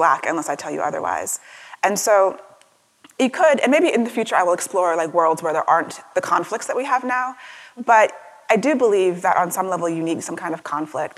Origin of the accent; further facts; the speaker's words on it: Maryland, United States; also born or lived in Washington, D.C.; I grew up in Maryland for most of my life